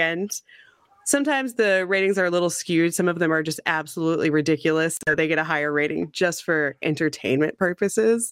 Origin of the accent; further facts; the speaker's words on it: Missouri, United States; moved away as an adult; now in Corpus Christi, United States; so I grew up in the Midwest. I'm from Missouri originally.